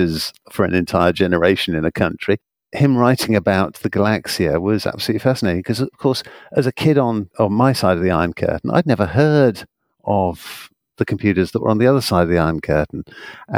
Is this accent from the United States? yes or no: no; United Kingdom; as you can probably tell by my accent, I'm from the United Kingdom